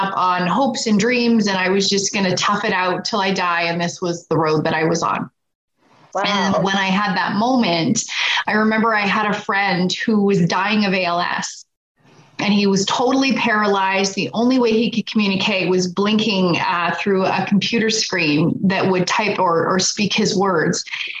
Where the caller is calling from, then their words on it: Edmonton, Alberta, Canada; Just outside of Edmonton, Alberta, Canada.